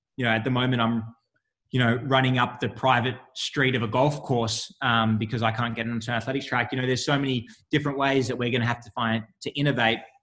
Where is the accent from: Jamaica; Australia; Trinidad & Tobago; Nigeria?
Australia; moved away as an adult; also born or lived in United States; now in Sydney, Australia; an Australian athlete